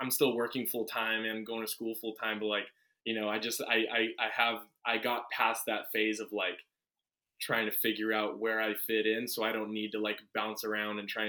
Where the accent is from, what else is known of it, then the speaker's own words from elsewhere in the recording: Redondo Beach, California, United States; also born or lived in Washington / Westwood, Los Angeles; I was born and raised in Redondo Beach, and, I lived in Redondo my whole life until I was 19 when I moved to Washington.